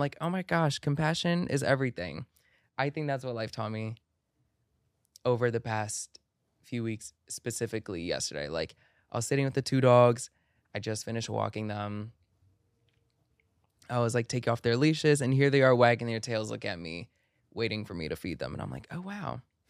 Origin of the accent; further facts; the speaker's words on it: Maryland, United States; it's a song that will always and forever remind me of my first home that I grew up in Maryland.